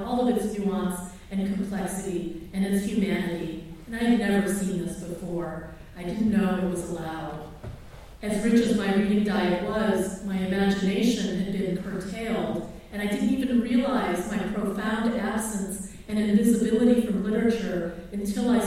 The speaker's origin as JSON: {"language": "English", "region": "Massachusetts", "country": "United States", "tie": "born or raised there", "also_born_or_lived": "Philippines", "first_language": "Tagalog", "second_language": "English", "said": "I grew up in Massachusetts"}